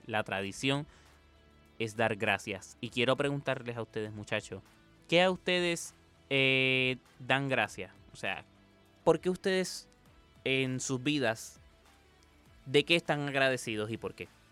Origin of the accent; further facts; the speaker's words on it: Puerto Rico; el puertorriqueño